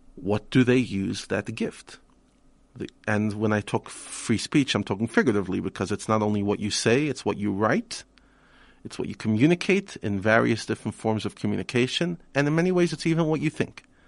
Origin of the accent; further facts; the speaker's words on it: New York, United States; moved away as an adult; now in South Africa; I spent the first twenty-five years of my life pretty much all of it in the United States, in New York